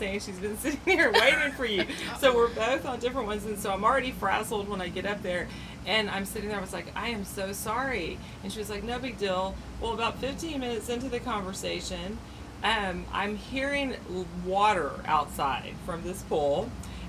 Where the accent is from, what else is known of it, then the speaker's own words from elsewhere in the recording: Texas, United States; also born or lived in Houston / Austin; So I grew up in Texas, and I grew up with a family that was constantly moving because of the oil and gas business